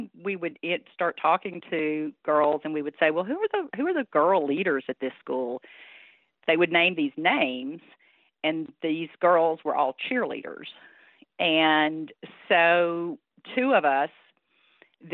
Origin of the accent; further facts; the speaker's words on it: North Louisiana, United States; now in Alabama, United States; girl growing up in North Louisiana in a rural community